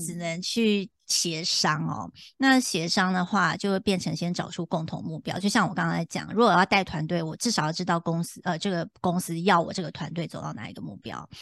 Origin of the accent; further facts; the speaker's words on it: Taipei, Taiwan; moved away as an adult; also born or lived in United States; 其实就土生土长，就是在台，就我就在台湾长大嘛，然后台北就是我生长的地方